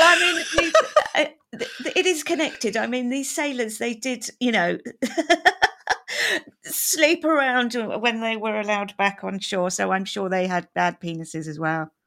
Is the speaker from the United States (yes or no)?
no; United Kingdom; as a Brit